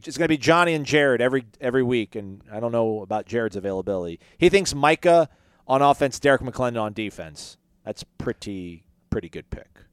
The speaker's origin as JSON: {"language": "English", "region": "Florida", "country": "United States", "tie": "born or raised there", "said": "seven two seven, born and raised. Shout out. That's my hometown"}